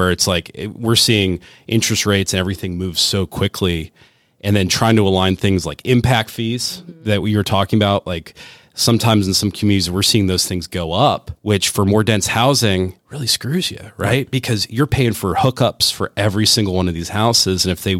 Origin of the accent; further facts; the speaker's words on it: Rust Belt, United States; I'm from the Rust Belt. My family came here as immigrants, worked in the steel mills and, you know, in Cleveland and didn't speak English and had to work.